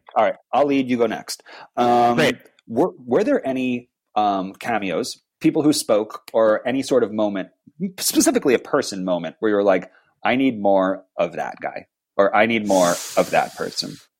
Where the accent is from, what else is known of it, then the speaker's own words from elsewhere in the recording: New York, United States; moved away; back in my New York days when I was growing up in New York